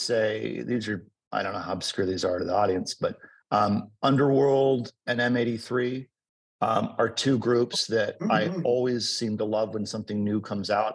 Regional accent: Southern California, United States; also born or lived in Los Angeles; growing up in Southern California

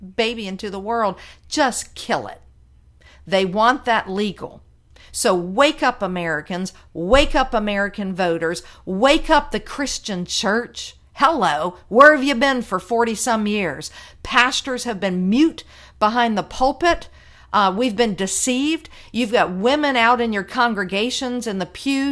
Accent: Virginia, United States; my home state of Virginia

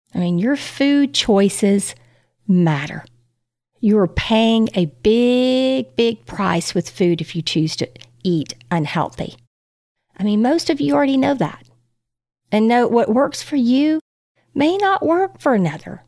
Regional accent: Texas, United States; as a Texan, there's not too many people walking around eating just plants in this cattle country.

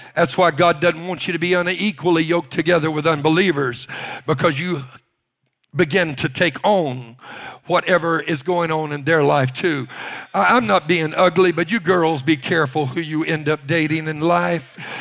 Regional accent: Louisiana, United States; I was raised in Louisiana.

